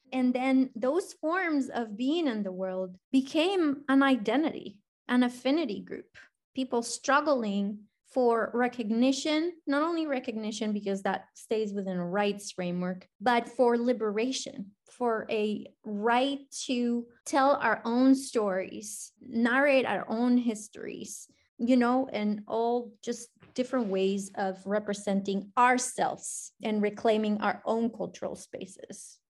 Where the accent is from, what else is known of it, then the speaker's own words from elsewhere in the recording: Colombia; English is a second language; now in Cincinnati, United States; I was born and raised in Colombia